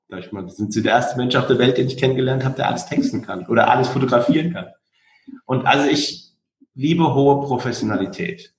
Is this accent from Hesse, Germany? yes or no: yes; Frankfurt am Main, Hesse, Germany; born or raised there